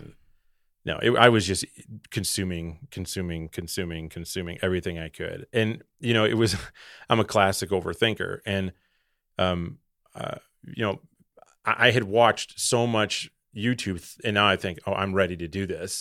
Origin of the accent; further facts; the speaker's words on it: Wisconsin, United States; I'm, I'm from Wisconsin.